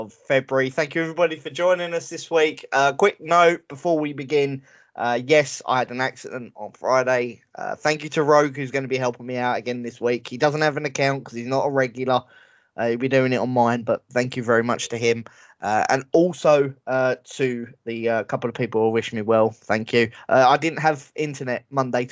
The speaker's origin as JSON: {"language": "English", "region": "England", "country": "United Kingdom", "said": "I'm English, all right? I'm British."}